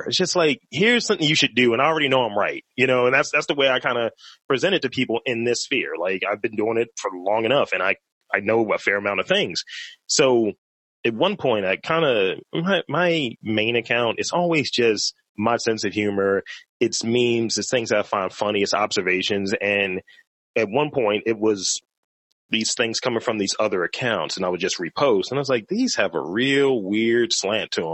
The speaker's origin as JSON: {"language": "English", "town": "Baltimore", "region": "Maryland", "country": "United States", "tie": "born or raised there", "said": "I've been here for forever for all 35 years"}